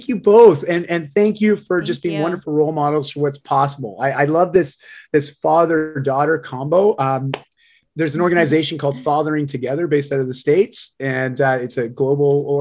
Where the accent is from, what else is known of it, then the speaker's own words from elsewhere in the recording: Canada; I am a Canadian